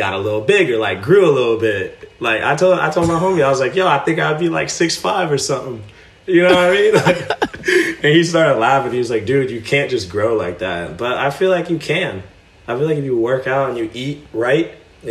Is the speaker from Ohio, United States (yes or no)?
yes; Westerville, Ohio, United States; I'm from Columbus, but even more specific, I'm from Westerville, Ohio, which is just a smaller suburb, like literally right outside of the city, like 10-minute drive